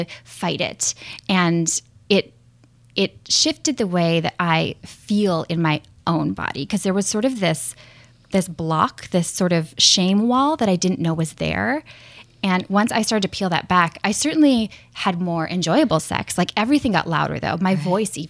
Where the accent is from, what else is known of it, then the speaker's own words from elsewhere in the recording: Minnesota, United States; I grew up in Minnesota